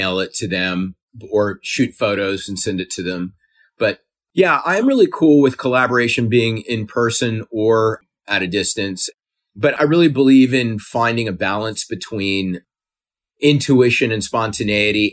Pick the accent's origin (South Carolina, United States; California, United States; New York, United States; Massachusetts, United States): South Carolina, United States; I grew up in South Carolina.